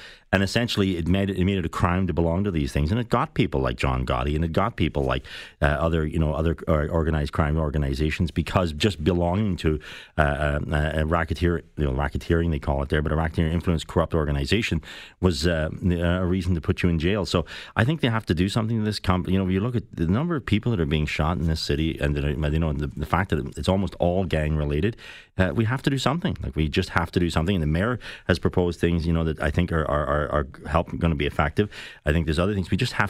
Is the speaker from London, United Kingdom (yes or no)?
no; Northern Ireland, United Kingdom; born there; I was born in Northern Ireland, so I had a British passport, and I had to, you know, I was by birth an Irish citizen.